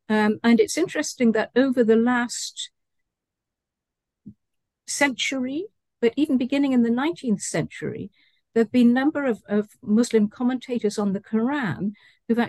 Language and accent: English; United Kingdom; also born or lived in Malaysia; my hometown in the UK